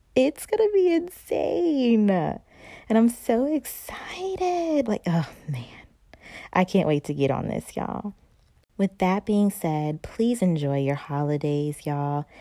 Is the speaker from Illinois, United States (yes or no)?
no; North Carolina, United States; moved away; I'm from North Carolina